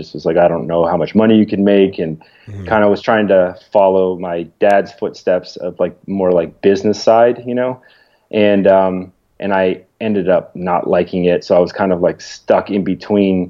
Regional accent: Toronto, Ontario, Canada; now in Atlanta, United States; I'm from Toronto

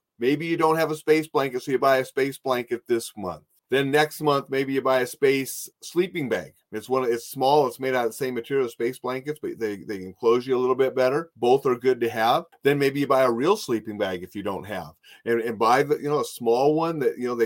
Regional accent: North Dakota, United States; as a little kid growing up in North Dakota

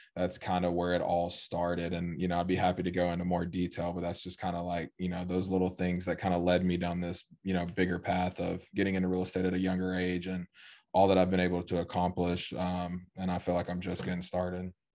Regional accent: East Tennessee, United States; I grew up in East Tennessee, small town of like ten thousand people.

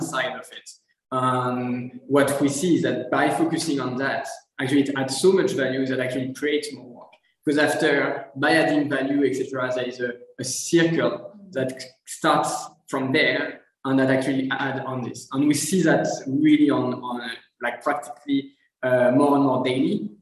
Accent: France; moved away as an adult; I'm French. Uh, grew up in France

